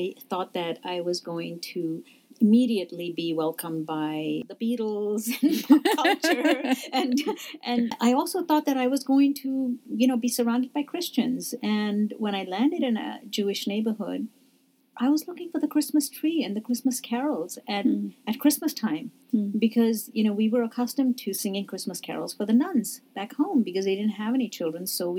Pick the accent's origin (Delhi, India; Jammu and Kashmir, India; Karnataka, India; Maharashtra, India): Jammu and Kashmir, India; now in United States; I said, Kashmir. They didn't know what that was. They said, where are you really from? I said, oh, I'm from India. So all of a sudden I became an Indian.